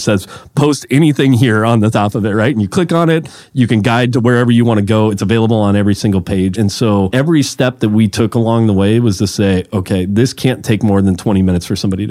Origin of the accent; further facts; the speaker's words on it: Mountain View, California, United States; also born or lived in Los Altos, California / San Francisco, California; It's just what I grew up around in Mountain View, Los Altos, California